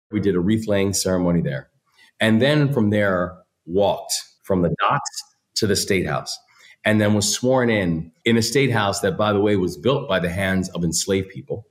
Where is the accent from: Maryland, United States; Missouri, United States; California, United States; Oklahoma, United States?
Maryland, United States; in my home state, I'm a third generation Marylander.